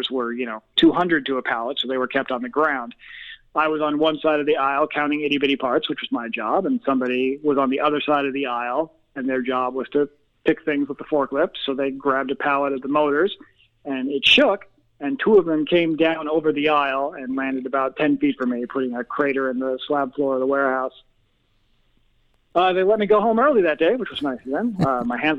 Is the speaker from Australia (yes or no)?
no; Chicago, Illinois, United States; accent: Midwest; also born or lived in London, England; I was born in London, England, to American parents. When I was about two, we moved to the suburbs of Chicago, and that is where I grew up